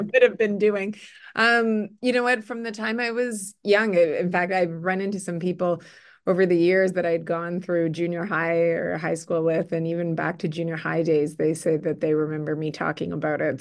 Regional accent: Winnipeg, Manitoba, Canada; also born or lived in Burnaby, British Columbia; I grew up in Winnipeg

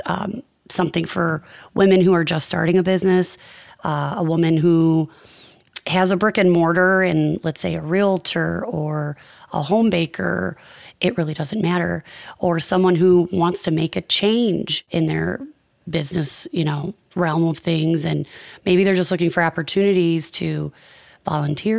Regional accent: Chicago, Illinois, United States; I grew up on the northwest side of Chicago

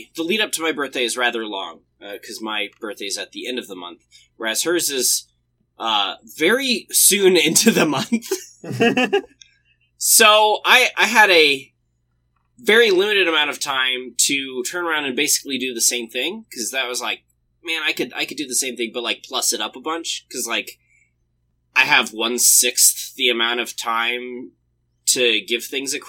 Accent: the South, United States; everywhere in the South we use it

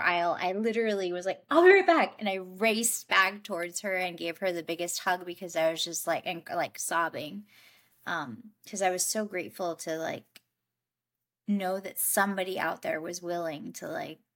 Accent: New York, United States; moved away as an adult; also born or lived in Colombia; I grew up in New York. And then when I turned 24, I moved to Colombia to start my own nonprofit.

